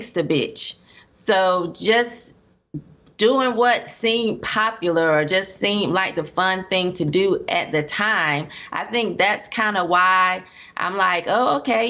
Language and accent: English; Durham, North Carolina, United States; I was raised in Durham, North Carolina